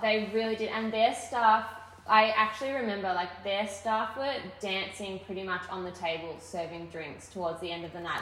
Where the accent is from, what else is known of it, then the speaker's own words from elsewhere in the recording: Melbourne, Victoria, Australia; also born or lived in Torquay, Victoria; I grew up in half in Melbourne and then moved to finish high school in Torquay